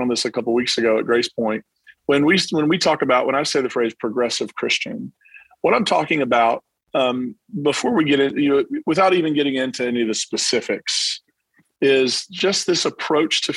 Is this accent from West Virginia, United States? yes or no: yes; Williamson, West Virginia, United States; also born or lived in Belfry, Kentucky; now in Nashville, United States; I'm originally from the East Kentucky, West Virginia border area of Williamson, West Virginia, Belfry, Kentucky.